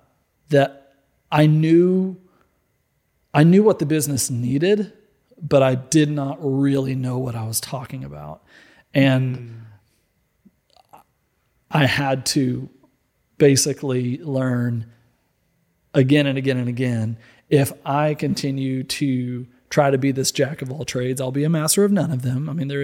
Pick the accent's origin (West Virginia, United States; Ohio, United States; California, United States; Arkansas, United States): Arkansas, United States; Little Rock; I grew up in Little Rock, Arkansas.